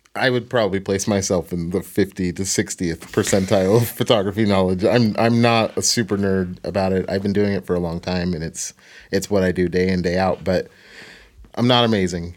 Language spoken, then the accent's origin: English; Portland, Oregon, United States; I'm from Portland